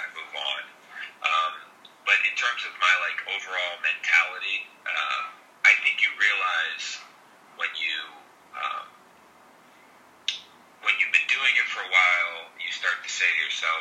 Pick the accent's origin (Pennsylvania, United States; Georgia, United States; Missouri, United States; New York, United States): Pennsylvania, United States; Philadelphia; growing up in Philly, playing all my minor league ball in the Philly area